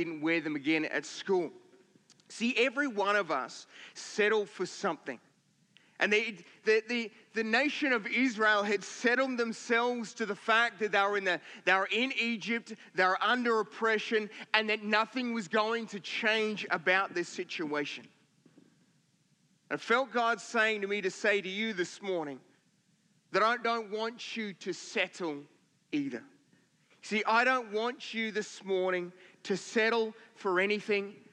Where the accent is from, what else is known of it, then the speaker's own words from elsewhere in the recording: Victoria, Australia; now in Queensland, Australia; we grew up in Victoria